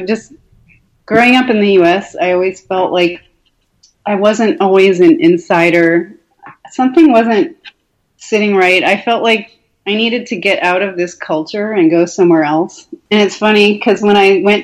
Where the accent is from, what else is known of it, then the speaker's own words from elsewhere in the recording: Garden City, New York, United States; also born or lived in Massachusetts; I grew up in Long Island. I grew up half in Long Island and half in Massachusetts